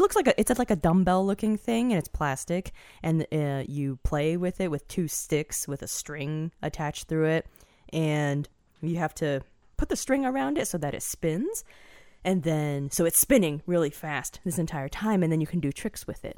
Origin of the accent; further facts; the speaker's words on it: Washington, District of Columbia, United States; when I grew up in the Washington metropolitan D C